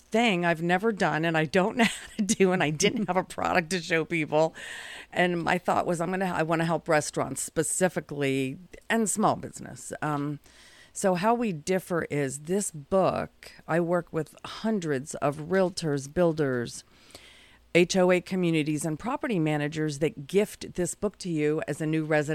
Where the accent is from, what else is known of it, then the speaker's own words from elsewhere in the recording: California, United States; born there; I don't really have a from. I'm a military kid.